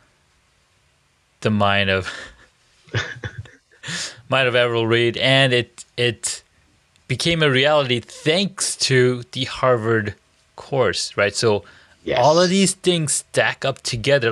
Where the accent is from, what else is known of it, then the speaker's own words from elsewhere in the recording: Saudi Arabia; I grew up in Saudi Arabia